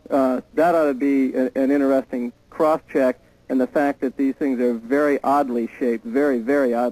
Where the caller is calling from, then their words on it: Baton Rouge, Louisiana, United States; Baton Rouge, Louisiana.